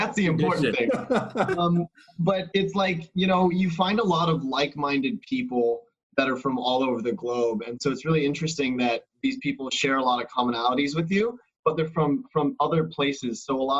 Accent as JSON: {"language": "English", "country": "United States", "tie": "born or raised there", "also_born_or_lived": "San Francisco", "moved": "as an adult", "lives_now": "Singapore", "said": "growing up in the United States."}